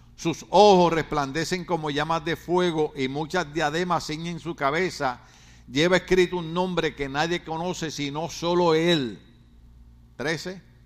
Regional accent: Ponce, Puerto Rico; now in California, United States; yo soy de una de las mejores ciudades de Puerto Rico. Se llama Ponce

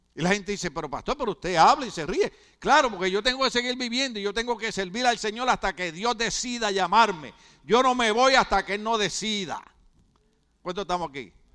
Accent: Puerto Rico; moved away as an adult; now in California, United States; nosotros somos boricuas

